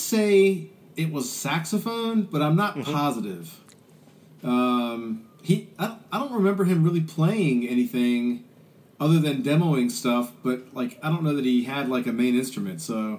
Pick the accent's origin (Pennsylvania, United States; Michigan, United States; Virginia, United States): Virginia, United States; Richmond; also born or lived in Sandston, Virginia; I'm a native of Richmond, Virginia. I grew up in the East End. My dad was an air traffic controller at the airport. He wanted to live close to the airport. So I grew up in Sandston, went to Highland Springs High School